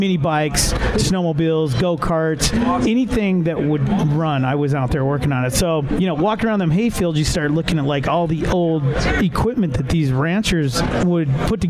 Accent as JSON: {"language": "English", "town": "Las Vegas", "region": "Nevada", "country": "United States", "tie": "born or raised there", "also_born_or_lived": "Montana", "said": "I was born in Las Vegas. Then my mom wound up marrying a guy from Montana. So I spent some of my childhood in Montana on, you know, ranch."}